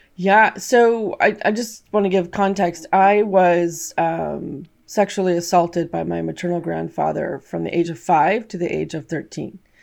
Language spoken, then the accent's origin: English; California, United States; I grew up in the States, in California